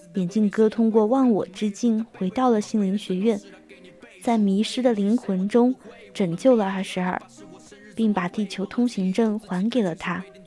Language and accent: Chinese; China; 我们中国人喜欢吃火锅